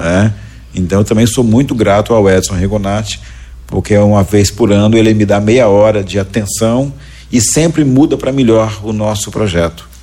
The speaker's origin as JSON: {"language": "Portuguese", "region": "Goiás", "country": "Brazil", "tie": "born or raised there", "moved": "yes", "lives_now": "Santa Catarina, Brazil", "said": "eu nasci em Goiás"}